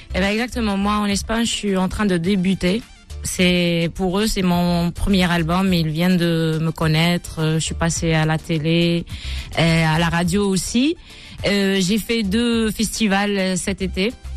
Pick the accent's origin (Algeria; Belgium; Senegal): Algeria; Bouira, Bouira Province; moved away as an adult; also born or lived in Algiers; now in Spain; je suis née à Bouira. Et voilà, j'ai grandi à Bouira